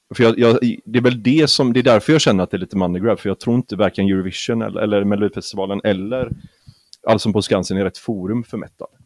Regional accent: Gothenburg, Västra Götaland, Sweden; jag är göteborgare också

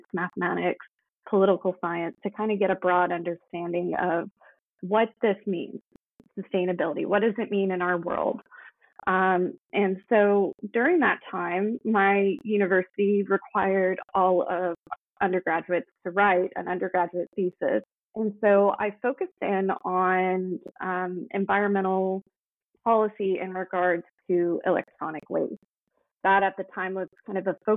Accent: Tennessee, United States; moved away as an adult; now in Canada; I'm originally from the U.S., and I grew up in Tennessee

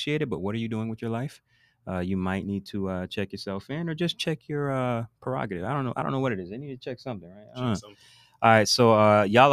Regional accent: United States; we're American

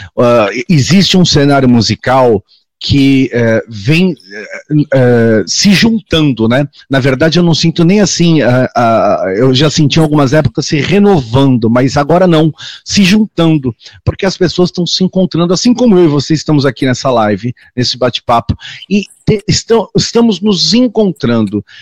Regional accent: Santos, São Paulo, Brazil; eu sou da cidade, minha cidade natal é Santos, é, no estado de São Paulo, litoral

